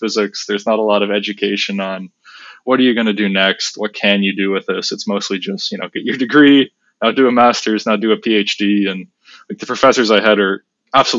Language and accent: English; Waterloo, Ontario, Canada; moved away as an adult; also born or lived in Kingston; now in Toronto, Canada; I grew up in Waterloo